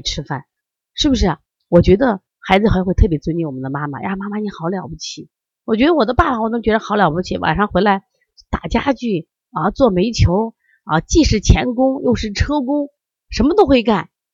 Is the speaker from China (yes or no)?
yes; Shandong, China; 因为我山东人呀，我们家人可能更多的就是吃面吧